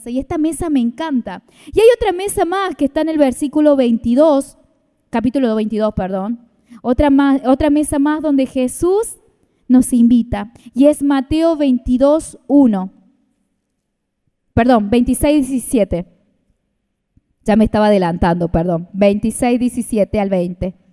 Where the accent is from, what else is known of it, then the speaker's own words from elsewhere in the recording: Argentina; nosotros tenemos que clamar por nuestra Argentina, tenemos que interceder